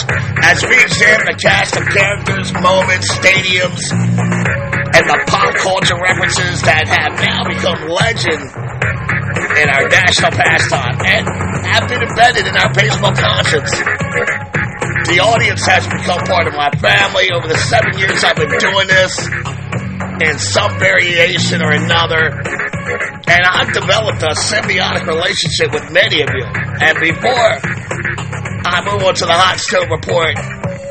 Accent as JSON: {"language": "English", "town": "Baltimore", "region": "Maryland", "country": "United States", "tie": "born or raised there", "also_born_or_lived": "western Pennsylvania", "moved": "yes", "lives_now": "Pawleys Island, United States", "said": "Growing up in Baltimore"}